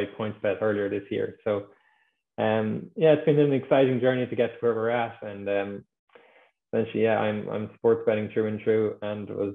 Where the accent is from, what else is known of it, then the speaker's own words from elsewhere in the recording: Ireland; I'm from Ireland, as you might be able to tell from the accent. I went to university in Dublin.